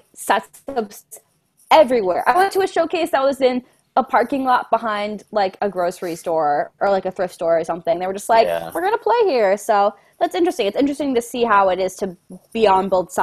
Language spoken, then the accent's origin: English; Connecticut, United States; I'm from Connecticut